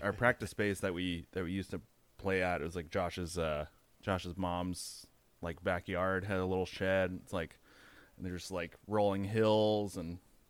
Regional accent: Chico, California, United States; also born or lived in Santa Rosa; Chico, California. It's like a little college town up, kind of an hour and a half north of Sacramento. Played in a few bands there, and then yeah, moved to Santa Rosa in I think 2007.

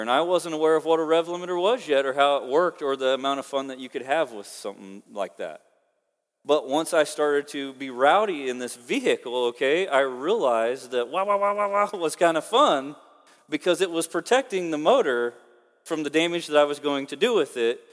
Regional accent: Oklahoma, United States; now in Kansas, United States; I'm from Oklahoma

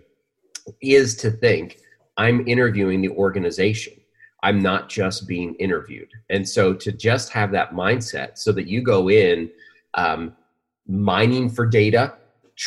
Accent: Pennsylvania, United States; now in Arizona, United States; I grew up in Pennsylvania

